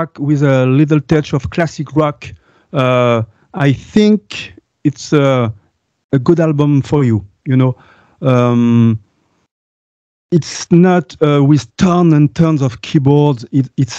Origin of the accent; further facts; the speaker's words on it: France; English is a second language; I'm French. I have to work on my, I have to improve my English